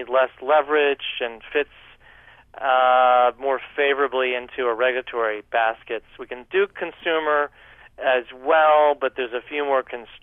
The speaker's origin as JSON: {"language": "English", "country": "United States", "said": "I'm an American"}